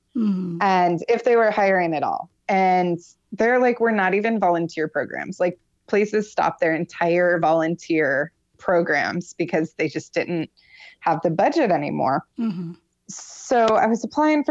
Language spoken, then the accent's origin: English; Florida, United States; moved away as an adult; also born or lived in Michigan; I'm originally from Michigan. I moved to Florida when I was about 7. Mm-hmm. And I lived there until I was 23-ish